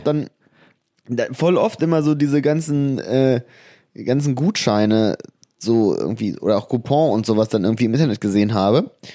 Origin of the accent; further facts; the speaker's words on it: Harz, Germany; bei uns im Harz